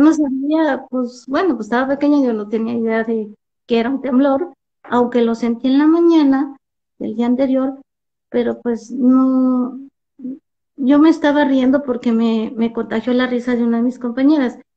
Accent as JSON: {"language": "Spanish", "region": "Mexico City", "country": "Mexico", "moved": "yes", "lives_now": "Metepec, Mexico", "said": "Soy originaria de la Ciudad de México. Este, aunque ahora radico en, el Estado de México, en Metepec"}